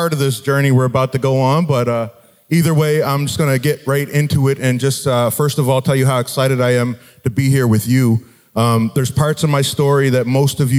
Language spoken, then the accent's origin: English; Halifax, Nova Scotia, Canada; I grew up in Halifax, Nova Scotia